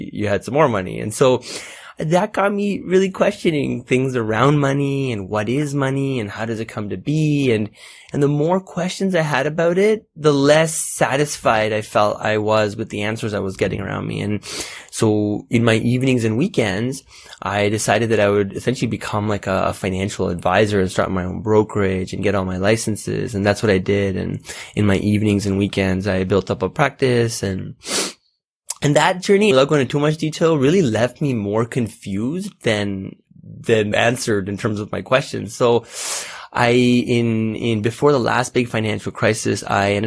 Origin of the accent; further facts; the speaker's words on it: Toronto, Ontario, Canada; also born or lived in India; I was born and raised in Canada. My parents are from India, from Calcutta to be specific